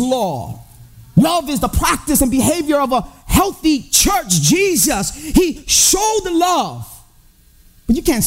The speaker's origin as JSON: {"language": "English", "town": "Chicago", "region": "Illinois", "country": "United States", "tie": "born or raised there", "said": "I grew up in Humboldt Park. I grew up in the hood."}